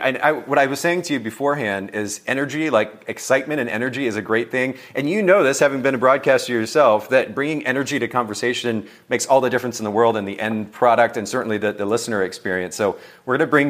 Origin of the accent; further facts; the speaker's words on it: Japan; I don't know if you know this, Leandra, but I grew up in Japan, and my last name in Japan, the way that the Japanese people pronounce it is ….